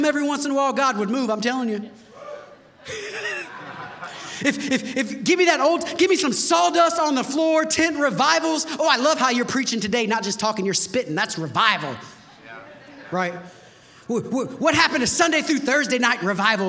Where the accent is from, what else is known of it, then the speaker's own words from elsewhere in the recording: United States; because we're American Christians